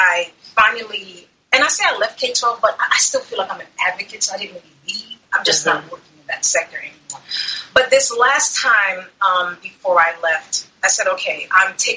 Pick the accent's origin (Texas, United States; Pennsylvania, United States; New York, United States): New York, United States; New York City; also born or lived in Maryland; now in Florida, United States; I'm originally from Brooklyn, New York, and I spent the last maybe about 20 years or so living in Maryland, and I recently moved to Florida